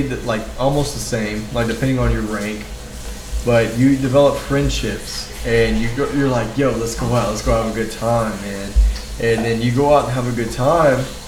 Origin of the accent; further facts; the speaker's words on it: Marion, Texas, United States; I do appreciate growing up in Marion.